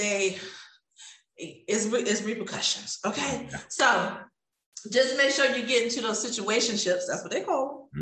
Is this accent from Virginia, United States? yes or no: yes; Virginia Beach, Virginia, United States; moved away as an adult; now in Houston, United States; I grew up in Virginia Beach, Virginia